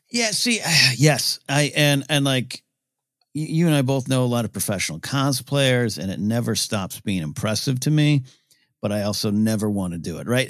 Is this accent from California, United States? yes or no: yes; Orange County, California, United States; I was this kid from Orange County or a little bit later when we moved to the beach